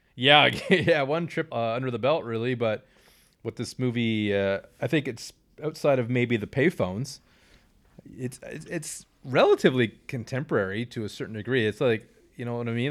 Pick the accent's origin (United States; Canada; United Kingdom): Canada; we are Canadian